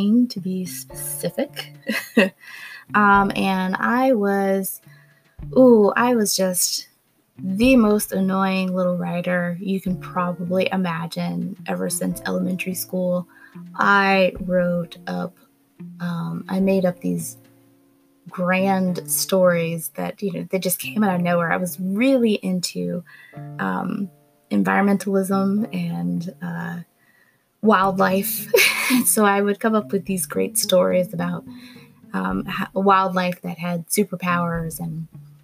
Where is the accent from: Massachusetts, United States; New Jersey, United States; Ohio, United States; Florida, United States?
Florida, United States; Gainesville; moved away as an adult; also born or lived in Missoula, Montana; I'm originally from Gainesville, Florida